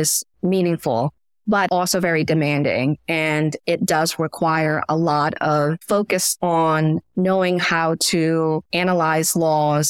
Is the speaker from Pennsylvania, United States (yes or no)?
no; Washington, District of Columbia, United States; also born or lived in Myanmar / Florida / New York City; I grew up in Washington, DC